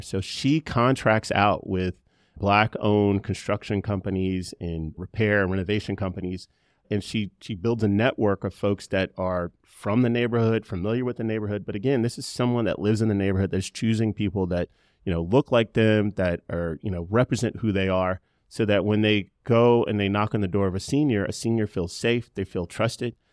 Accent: Charlotte, North Carolina, United States; also born or lived in Spartanburg, South Carolina; I've been here since I was six years old. My grandfather, uh, was born in Charlotte, but I consider myself from Charlotte

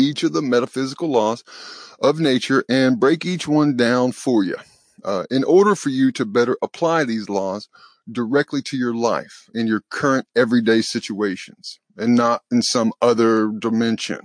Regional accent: the South, United States; accent: southern; my southern accent

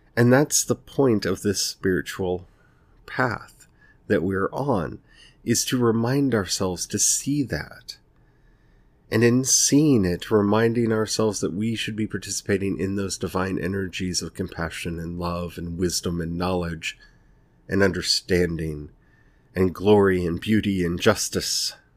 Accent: United States; I'm speaking here from the United States

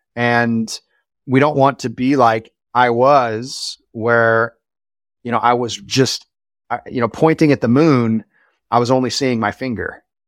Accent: Springfield, Missouri, United States; I grew up in Springfield, Missouri

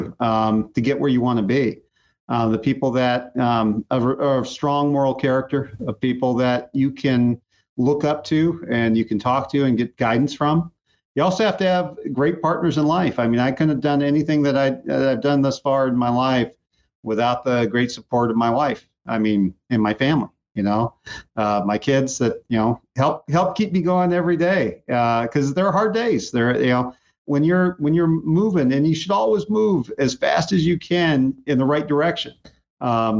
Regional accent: Muscoy, California, United States; I grew up in Muskoy

